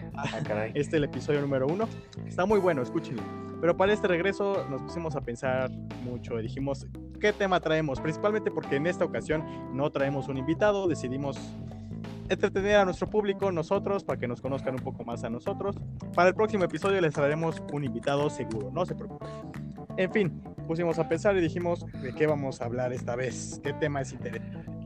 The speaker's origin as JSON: {"language": "Spanish", "region": "Mexico City", "country": "Mexico", "tie": "born or raised there", "said": "yo crecí en la Roma, en Colonia Roma"}